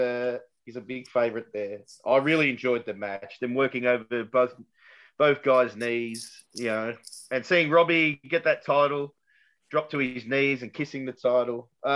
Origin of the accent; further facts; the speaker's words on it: Werribee, Victoria, Australia; I'm from Werribee.